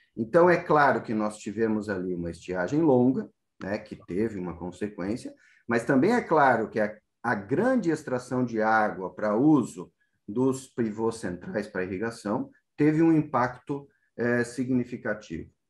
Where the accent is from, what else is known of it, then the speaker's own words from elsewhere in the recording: Rio Grande do Sul, Brazil; moved away as an adult; also born or lived in Santa Maria / Botucatu / Presidente Prudente / Rosana; now in São Paulo, Brazil; eu vim do Rio Grande do Sul há mais de 20 anos